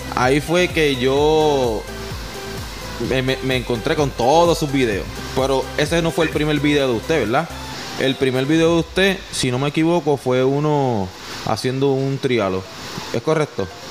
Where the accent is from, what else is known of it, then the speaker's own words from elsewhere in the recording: Puerto Rico; Puerto Rico también le decimos, le decimos colo a los colorados.